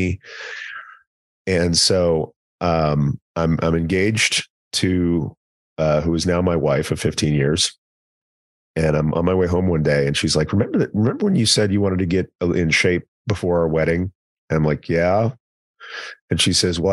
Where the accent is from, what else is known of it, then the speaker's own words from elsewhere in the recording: East Texas, United States; also born or lived in Commerce, Texas; I'm from East Texas, and like being a kid in small town Texas who's not good at sports